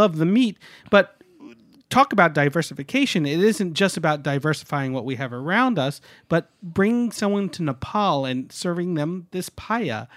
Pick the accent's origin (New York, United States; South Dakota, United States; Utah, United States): New York, United States; the Hudson; I grew up on the Hudson and learned how to fillet a shad at a very young age